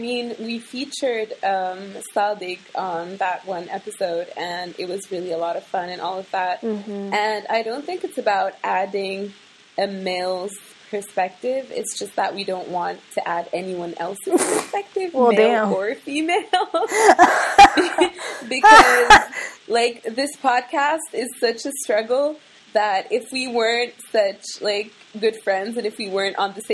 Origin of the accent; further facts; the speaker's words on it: Morocco; moved away as an adult; also born or lived in United States / Russia / Sudan / Paris, France; Okay, so I was born in Morocco, lived in the States for a bit, lived in Russia for a bit. I think we were in Sudan for like a year, went back to Morocco. That's where I did most of my schooling, high school, college, all of that.